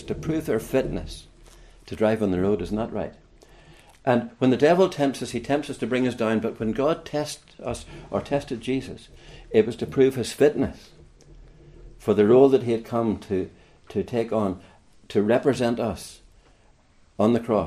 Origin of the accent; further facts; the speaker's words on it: Larne, Northern Ireland, United Kingdom; moved away as an adult; also born or lived in Kilkenny; now in Ireland; I come from Northern Ireland, as my accent gives me away, from around the Larne area, County Antrim area. And at around the age of 37, I moved south.